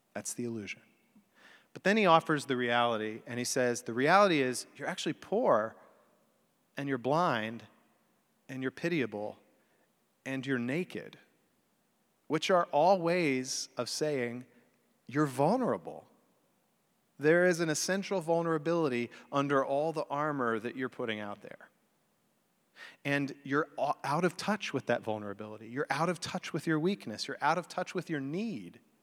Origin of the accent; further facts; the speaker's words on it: the religious South, United States; also born or lived in Chicago; I grew up in the religious South, although I was born in Chicago